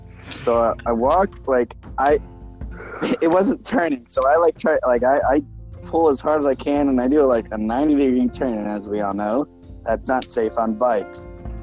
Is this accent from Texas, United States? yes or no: yes; Mexia, Texas, United States; in my hometown actually, like the place I was born called Mejia, spelled Mexia.